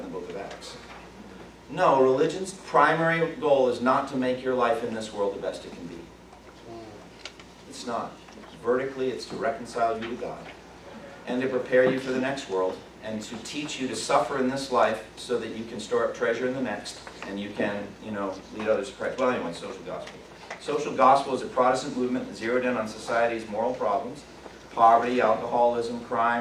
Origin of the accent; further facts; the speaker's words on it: Eastern Massachusetts, United States; I was raised Irish Catholic in Eastern Massachusetts